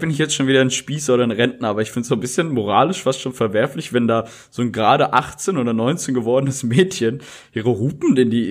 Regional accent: Rheda-Wiedenbrück, North Rhine-Westphalia, Germany; moved away; in meiner Heimatstadt, wo ich herkomme, aus Redenbrück

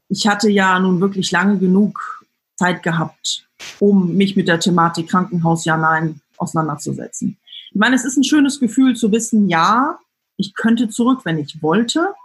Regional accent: Frankfurt, Hesse, Germany; ich komme aus dem Frankfurter Raum, muss ich sagen

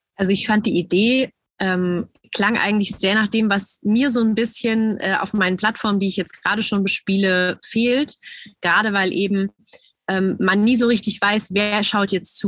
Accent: Germany; bei uns in Deutschland

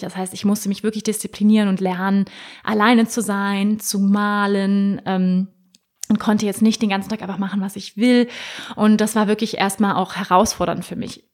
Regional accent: Hamburg, Germany; Ich wurde in Hamburg geboren, der wunderschönen Hafenstadt im Norden von Deutschland, 1985.

